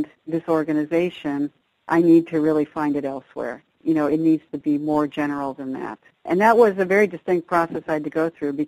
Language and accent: English; Switzerland; now in United States; I was raised in Europe. My parents were Europeans, and so a good deal of my childhood was based in Switzerland